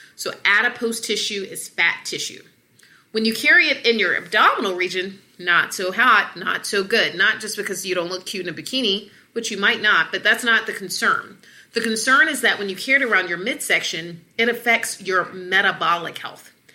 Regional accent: Atlanta, Georgia, United States; And I'm from the South. I'm from Atlanta

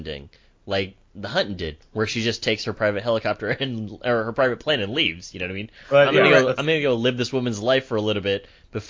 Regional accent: North Carolina, United States; And I was like, I'm from North Carolina or whatever.

